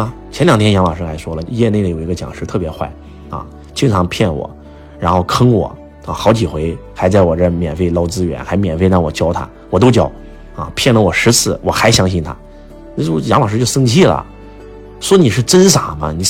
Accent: China; 是哪里人，对吧？我是中国人，中国就是我的家。

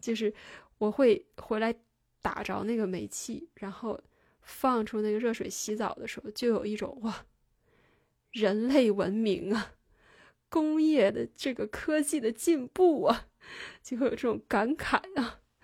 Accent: China; 我们中国人

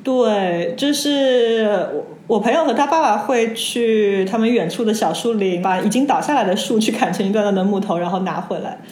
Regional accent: Shenzhen, Guangdong, China; also born or lived in Shanghai; now in Argentina; 我是在深圳长大的上海人

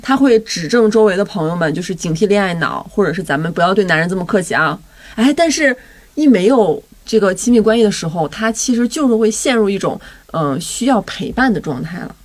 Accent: Northeast China, China; 我很小的时候在东北

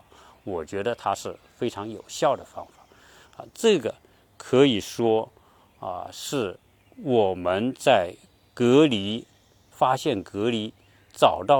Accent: China; 但是对于我们中国人来说，大部分人是接受中医。

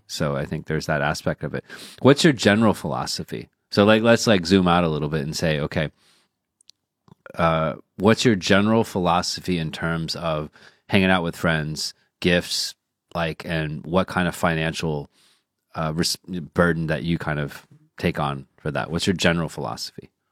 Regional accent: United States; moved away; also born or lived in China; we're rooted in the U.S.

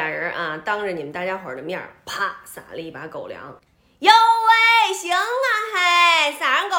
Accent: Beijing, China; 我们北京人还真不怎么说

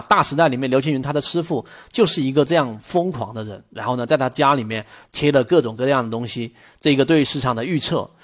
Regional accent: China; 我们中国人永远都不会做口香糖这么个东西

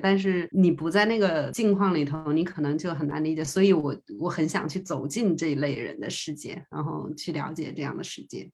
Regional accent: China; now in New Zealand; 我是中国人

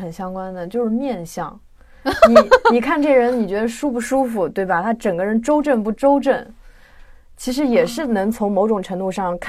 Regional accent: China; 和我们中国人对中国古文化的这种应对，其实我觉得也有这样的一个心态。

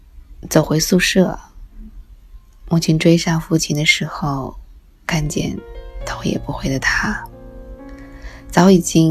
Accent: China; 我们是中国人，你不可能在一夜之间长成一个美国人。家，是每一个中国人都逃离不开的。

